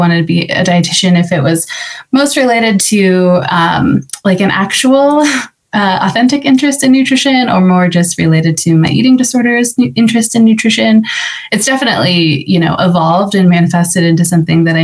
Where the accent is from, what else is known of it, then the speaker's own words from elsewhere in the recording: just outside of West Des Moines, Iowa, United States; moved away as an adult; now in Denver, United States; I was born and raised just outside of West Des Moines. I grew up on a farm